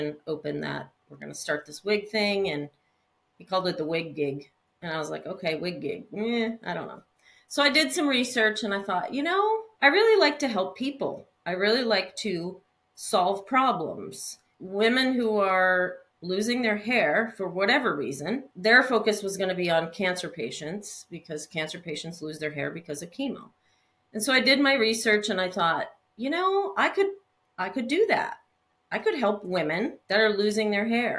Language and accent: English; Peterborough, New Hampshire, United States; I was born in Concord, New Hampshire. No, Peterborough, New Hampshire. Sorry. New Hampshire. So New England, East Coast girl. I was born and raised there